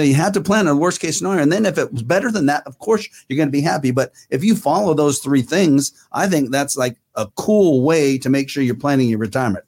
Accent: Fair Oaks, California, United States; I grew up in Fair Oaks, and we now live in the Northern California area

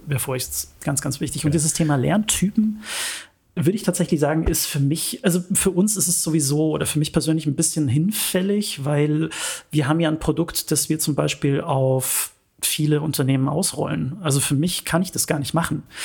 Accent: Munich, Bavaria, Germany; ich bin gebürtiger Münchner

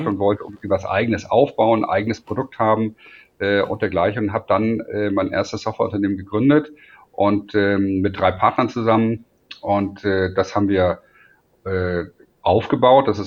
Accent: Hamburg, Germany; now in Munich, Germany; Äh, und äh, wie man hört, bin ich ja kein Münchner. Ich bin eigentlich Hamburger.

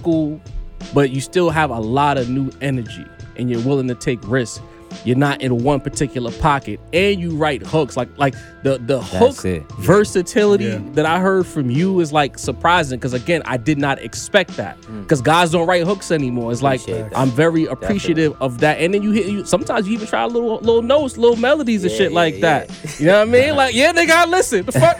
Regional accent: New York, United States; being a New Yorker

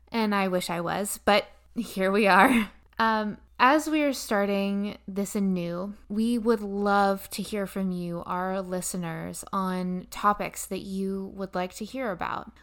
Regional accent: Bedford, Pennsylvania, United States; moved away as an adult; also born or lived in New York; I was born in Bedford, Pennsylvania, very small town. I started in theater at a very young age with the Bedford County Players in Bedford, Pennsylvania

